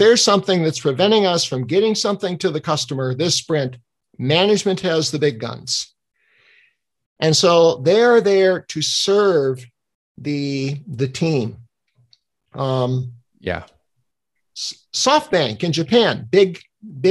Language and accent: English; Denmark; I'm from Denmark